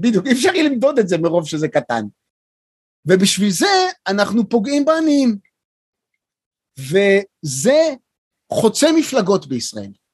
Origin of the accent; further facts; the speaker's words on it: Beersheba, Southern District, Israel; שגדלתי בבאר שבע